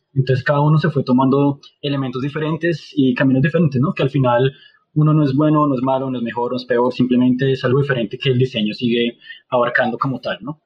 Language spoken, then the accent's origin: Spanish; Colombia; como colombianos, latinos siempre jugábamos fútbol